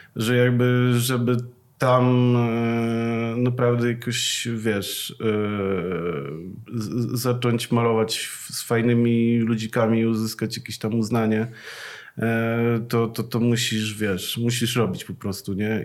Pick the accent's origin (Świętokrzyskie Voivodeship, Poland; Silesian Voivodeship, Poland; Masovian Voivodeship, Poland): Masovian Voivodeship, Poland; Przasnysz; ja pochodzę z miasteczka takiego, e, małego, e, nazywa się Przasnysz